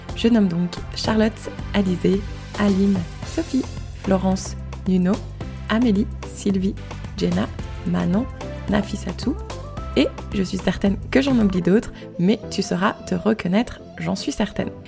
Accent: France; moved away as an adult; also born or lived in Chicago, United States; now in Canada; j'ai quitté la France

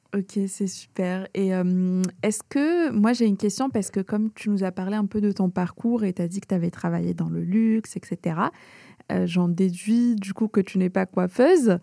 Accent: Algeria; je viens d'Algérie

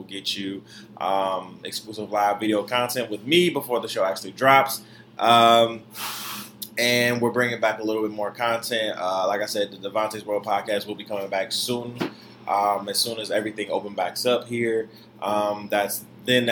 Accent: Detroit, Michigan, United States; also born or lived in Florida; now in New York, United States; I'm a city boy nonetheless, but I'm from Detroit

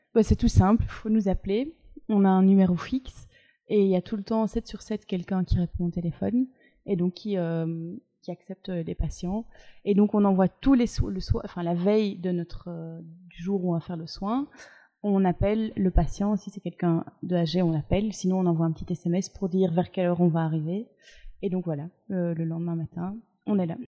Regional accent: Brussels, Brussels-Capital Region, Belgium; je suis bruxelloise

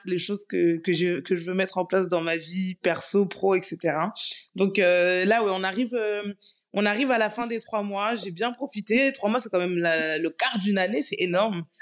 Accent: Paris, Île-de-France, France; moved away as an adult; also born or lived in Guadeloupe; je suis née, j'ai grandi à Paris, mais je suis guadeloupéenne et très très fière de l'être

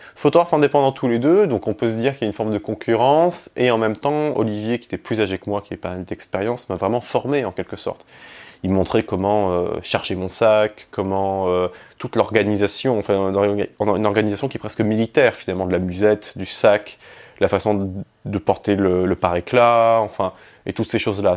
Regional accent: Nîmes, Occitania, France; moved away as an adult; also born or lived in Egypt; now in Paris, France; j'ai grandi en fait entre, entre l'Égypte et la France. J'ai été élevé par mon père en Égypte et mes grands-parents en France qui eux étaient dans le Gard à côté de Nîmes. D'ailleurs je suis né à Nîmes.

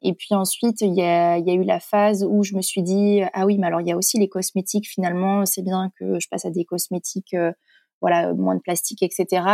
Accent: Corrèze, Nouvelle-Aquitaine, France; moved away; also born or lived in Paris; Je suis originaire de la Corrèze.

